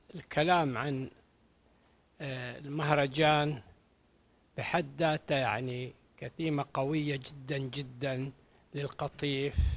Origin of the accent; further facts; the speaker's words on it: Qatif, Eastern Province, Saudi Arabia; احنا كابناء مجتمع القطيف